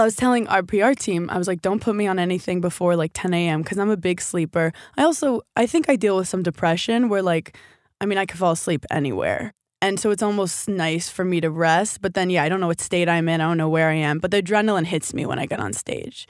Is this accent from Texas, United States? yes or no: no; New York City, New York, United States; I'm from New York City